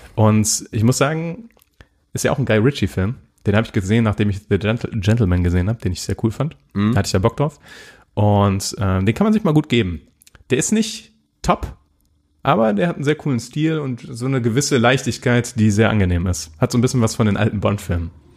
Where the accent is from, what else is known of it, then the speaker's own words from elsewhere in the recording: Germany; wir als Deutsche